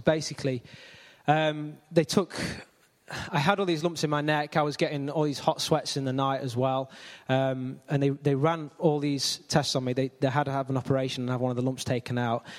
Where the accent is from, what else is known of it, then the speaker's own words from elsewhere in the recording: Ilkeston, East Midlands, United Kingdom; Born and raised in Ilkeston, always lived in Ilkeston.